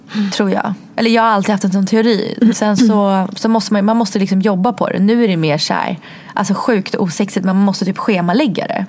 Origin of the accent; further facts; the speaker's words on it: Sweden; also born or lived in Russia; när jag flyttade från Ryssland till Sverige då var jag tre